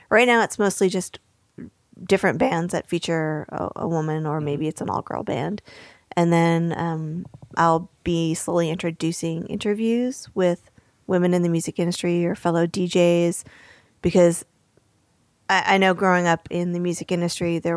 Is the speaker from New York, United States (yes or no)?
yes; New York, United States; I grew up very near New York City.